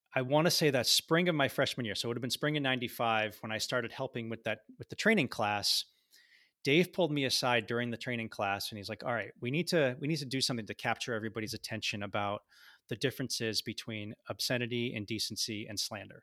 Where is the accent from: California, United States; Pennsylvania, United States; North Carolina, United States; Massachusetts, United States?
Massachusetts, United States; Boston; moved away as an adult; I grew up in Boston